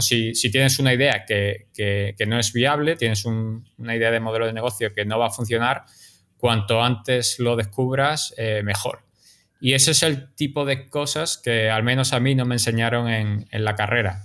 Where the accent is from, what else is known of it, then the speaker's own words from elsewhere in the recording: Málaga, Andalusia, Spain; now in New York, United States; yo soy de Málaga